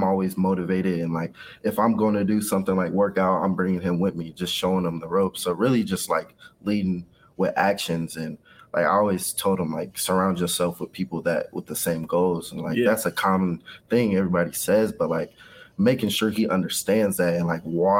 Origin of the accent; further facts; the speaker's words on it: Kansas City, Kansas, United States; I was raised in Wyandotte County, Kansas, on the Kansas side. So Kansas City, Kansas, all the way up until high school. And that's when I moved to the Kansas City, Missouri side.